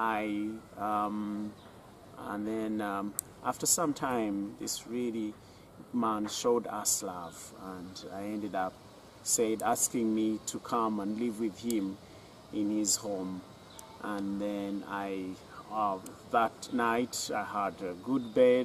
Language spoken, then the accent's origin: English; Bushenyi, Western Region, Uganda; I was born in Bushenyi